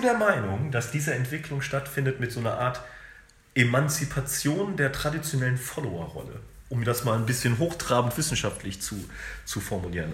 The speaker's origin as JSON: {"language": "German", "country": "Germany", "tie": "born or raised there", "said": "ich bin in Deutschland groß geworden, äh, ich habe keinen Akzent"}